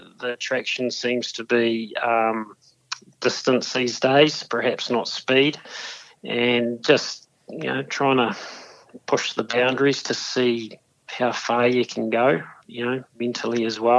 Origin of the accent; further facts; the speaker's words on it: Dunedin, Otago, New Zealand; born and bred in Dunedin